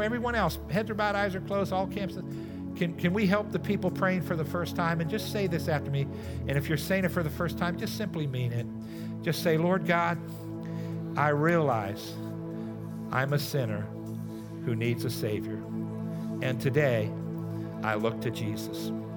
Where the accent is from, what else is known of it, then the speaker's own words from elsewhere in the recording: United States; So growing up in America, we are growing up in this nation of what's called post, a post-Christianity era